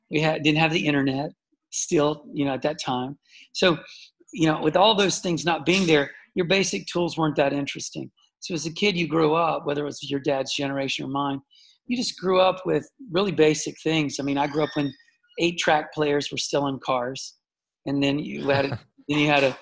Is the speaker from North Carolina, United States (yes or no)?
yes; Charlotte, North Carolina, United States; Charlotte, North the south of the, you know, the U.S. Um, uh, you know, very quiet. 1971, I was born, so uh, you know, in the 70s in the south neighborhood, outside of the city.